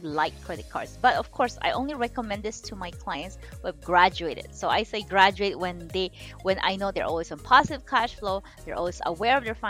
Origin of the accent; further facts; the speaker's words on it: Philippines; moved away as an adult; now in United States; I'm Chinese, I was born and raised in the Philippines